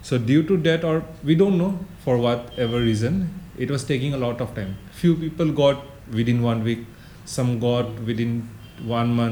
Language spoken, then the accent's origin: English; Northeast India, India; we are from Northeast.